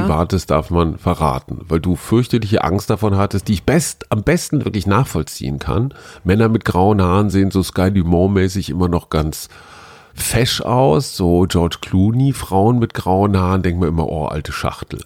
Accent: North Rhine-Westphalia, Germany; Ich bin Westfale

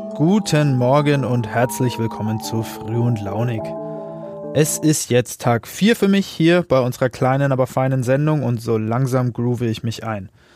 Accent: Upper Franconia, Bavaria, Germany; Genauer gesagt in meiner Heimat Oberfranken

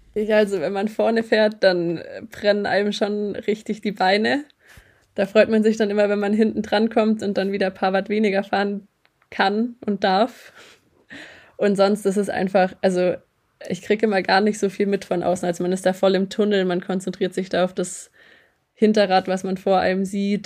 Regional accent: Metzingen, Baden-Württemberg, Germany; also born or lived in Eningen; ich bin geboren in Metzingen

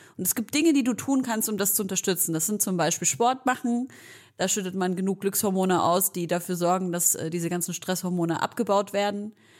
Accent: Leipzig, Saxony, Germany; wir kommen beide aus Leipzig. Wir kommen beide aus Leipzig

